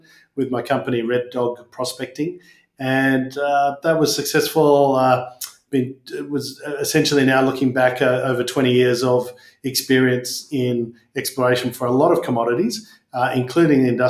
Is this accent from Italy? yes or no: no; Perth, Western Australia, Australia; growing up in Perth.